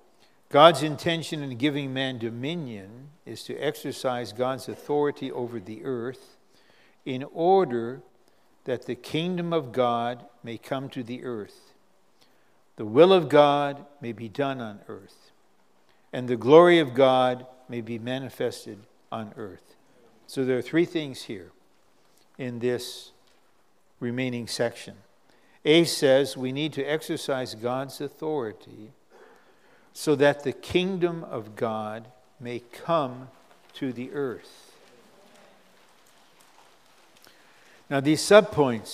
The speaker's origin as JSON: {"language": "English", "country": "United States", "said": "now as an American, I got to live in that crazy political situation."}